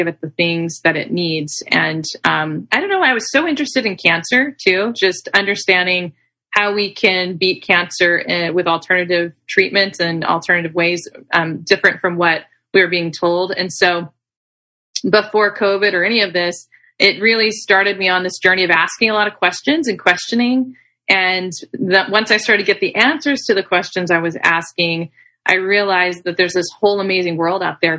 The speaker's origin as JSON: {"language": "English", "region": "Arkansas", "country": "United States", "also_born_or_lived": "Texas", "moved": "yes", "lives_now": "California, United States", "said": "I'm actually originally from Arkansas. I'm from the South"}